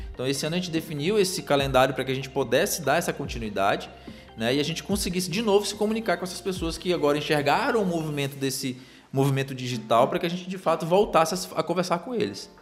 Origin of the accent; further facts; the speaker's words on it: Parintins, Amazonas, Brazil; moved away as an adult; now in Manaus, Brazil; eu sou de Parintins, do nosso Amazonas